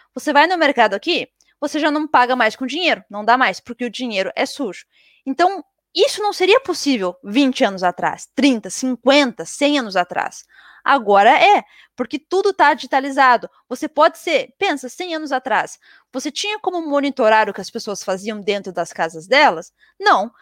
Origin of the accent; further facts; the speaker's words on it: Brazil; moved away; also born or lived in Europe; eu sou brasileira